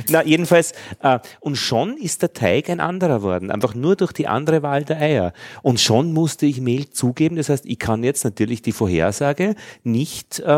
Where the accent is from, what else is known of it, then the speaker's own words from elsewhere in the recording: Altheim, Upper Austria, Austria; also born or lived in Braunau am Inn; In, in, Altheim und ich bin in Braunau am Inn zur Schule gegangen.